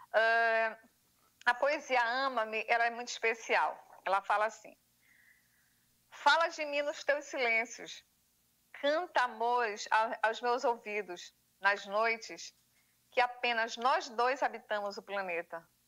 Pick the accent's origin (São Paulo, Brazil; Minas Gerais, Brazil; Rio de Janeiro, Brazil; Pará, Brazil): Pará, Brazil; Como uma boa paraense